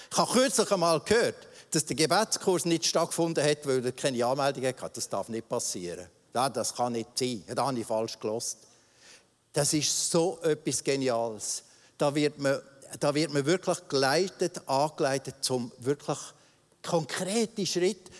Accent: Switzerland; das wir aus Luther Höflichkeit, so sind wir Schweizer eben, uns angeeignet haben.

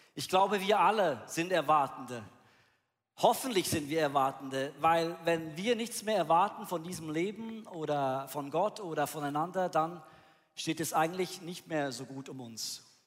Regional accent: Bern, Switzerland; Wo ich aufgewachsen bin in Bern

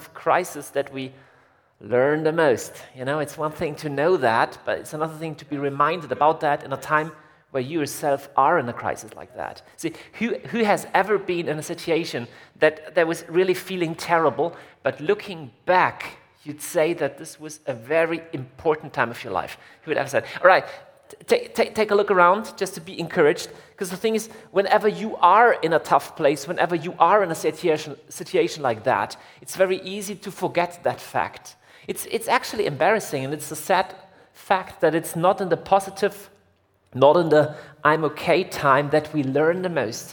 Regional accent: Germany; I'm from Germany.

